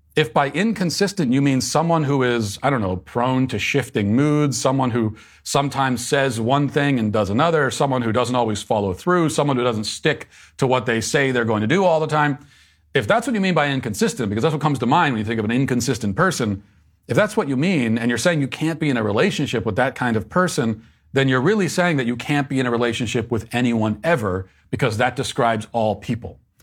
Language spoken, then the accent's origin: English; Virginia, United States; moved away; my home state of, uh, Virginia